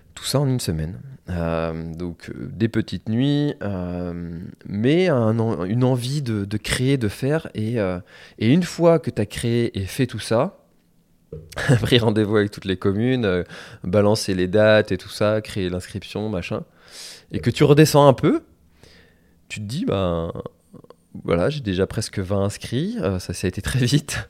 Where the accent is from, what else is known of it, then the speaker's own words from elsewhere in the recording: Telgruc-sur-Mer, Brittany, France; je suis originaire de Telgruc, donc qui est une des communes de la presqu'île de Crozon.